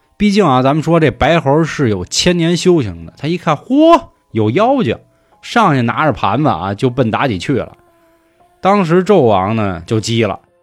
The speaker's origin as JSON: {"language": "Chinese", "region": "Beijing", "country": "China", "said": "咱们北京人的守护神兔儿爷"}